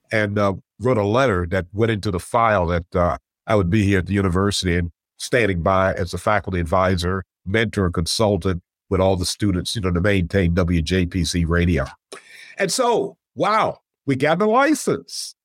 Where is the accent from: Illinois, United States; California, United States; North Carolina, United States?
North Carolina, United States; Elizabeth City; moved away as an adult; also born or lived in Syracuse, New York; I grew up in Elizabeth City, North Carolina